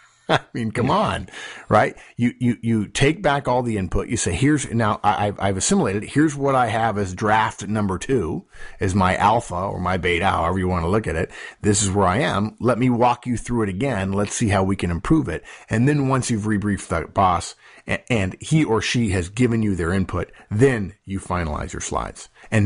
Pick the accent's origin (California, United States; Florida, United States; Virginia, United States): California, United States; Los Angeles; When I was in high school, I grew up in Los Angeles.